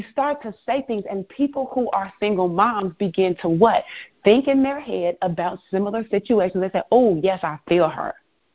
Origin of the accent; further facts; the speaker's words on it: Chicago, Illinois, United States; also born or lived in Florida; I'm originally from Chicago. I am an only child, born and raised.